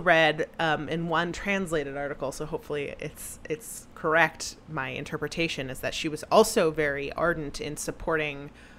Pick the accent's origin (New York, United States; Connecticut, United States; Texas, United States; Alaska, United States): Texas, United States; when I grew up in Texas